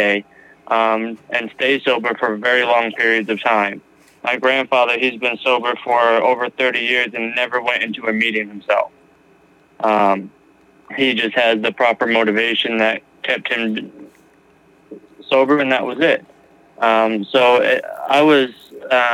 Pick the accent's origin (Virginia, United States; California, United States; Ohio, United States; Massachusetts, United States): Massachusetts, United States; now in New Mexico, United States; I am originally from Massachusetts, but currently live in New Mexico.